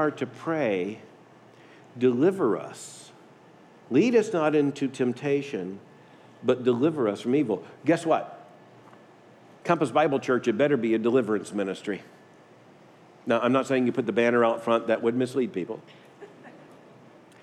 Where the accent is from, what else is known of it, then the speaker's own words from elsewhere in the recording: Deep South, United States; I grew up in the Deep South